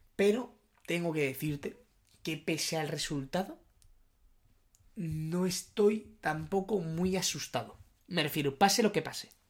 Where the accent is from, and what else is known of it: Spain